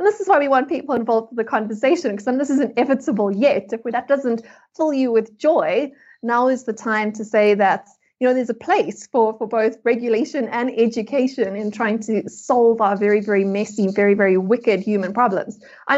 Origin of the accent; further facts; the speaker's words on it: South Africa; which as a South African, I know very well.